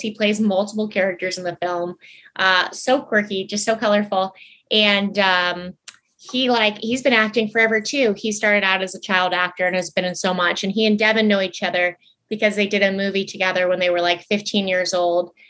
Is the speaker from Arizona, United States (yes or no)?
yes; Tucson, Arizona, United States; now in Los Angeles, United States; I was born, um, I was born in Tucson, Arizona, and then we had a ranch forever